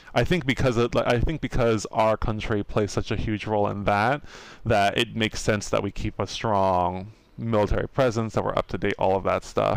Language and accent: English; United States; we're American